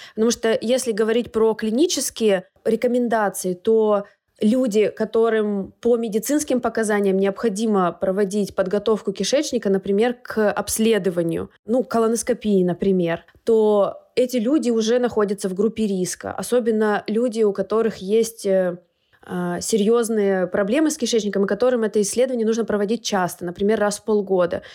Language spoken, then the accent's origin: Russian; Urals, Russia; moved away; в нашей школе, я с Урала